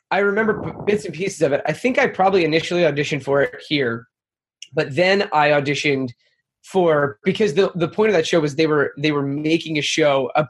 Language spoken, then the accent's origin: English; Marlboro, New Jersey, United States; born or raised there; moved away as an adult; now in New York City, United States